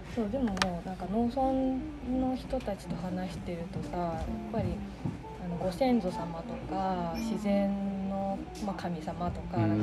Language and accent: Japanese; Tama, Tokyo, Japan; 自分が東京の出身で多摩市多摩市出身